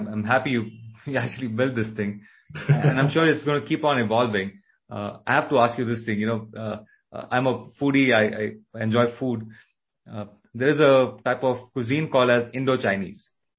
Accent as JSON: {"language": "English", "country": "India", "said": "Like I'm from India, so I have, let's say, a preference for strong spices"}